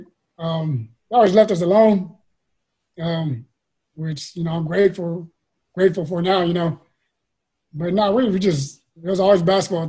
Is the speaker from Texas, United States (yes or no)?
yes; San Antonio, Texas, United States; I grew up in the West Side, man, right next to the Cassiano Courts